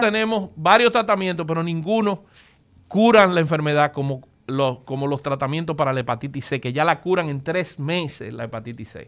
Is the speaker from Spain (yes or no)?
no; Dominican Republic; nosotros como dominicanos